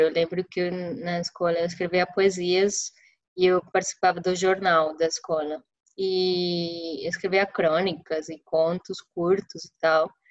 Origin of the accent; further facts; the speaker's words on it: Santa Marta, Magdalena, Colombia; Portuguese is a second language; moved away as an adult; also born or lived in Medellín; now in São Paulo, Brazil; eu sou do litoral da Colômbia, eu sou da, de Santa Marta, que é uma cidade bem pequenininha no Caribe colombiano